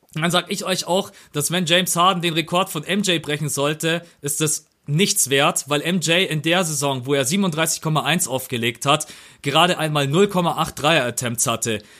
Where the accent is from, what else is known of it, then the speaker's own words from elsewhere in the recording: Bavaria, Germany; bei uns in Bayern